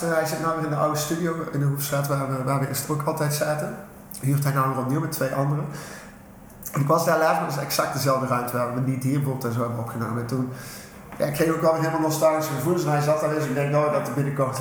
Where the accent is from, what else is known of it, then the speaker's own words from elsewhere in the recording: Tilburg, North Brabant, Netherlands; kom uit Tilburg, geboren in Getogen.